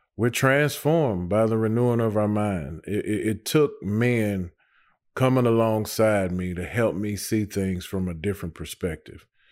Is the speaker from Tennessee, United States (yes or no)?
yes; Nashville, Tennessee, United States; also born or lived in Antioch, Nashville; I was born and raised in Nashville. I grew up, for the most part, uh, in the Melrose area.